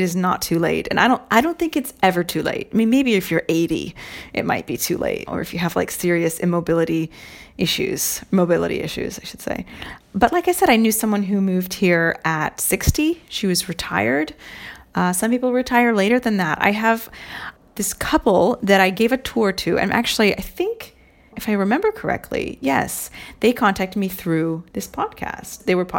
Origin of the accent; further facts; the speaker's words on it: Ireland; But just in case you're thinking, I have no Italian heritage, I'm Irish.